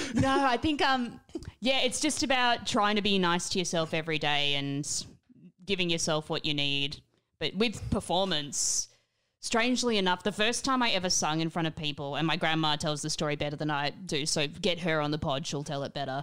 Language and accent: English; Australia; growing up in Australia